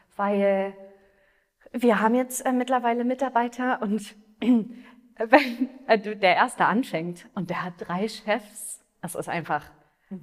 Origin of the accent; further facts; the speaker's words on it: Potsdam, Brandenburg, Germany; moved away as an adult; also born or lived in Berlin / Australia; now in Munich, Germany; Also ich bin in Potsdam geboren, und ähm, habe in Berlin Wirtschaftspsychologie studiert